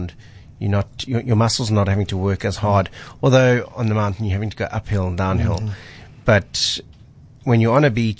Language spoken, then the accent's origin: English; Cape Town, Western Cape, South Africa; I grew up in Hout Bay